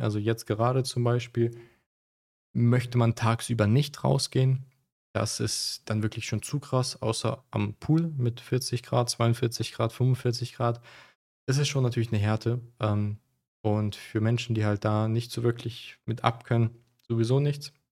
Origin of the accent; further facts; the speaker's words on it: Germany; moved away as an adult; now in Dubai, United Arab Emirates; auch ich bin in Deutschland aufgewachsen.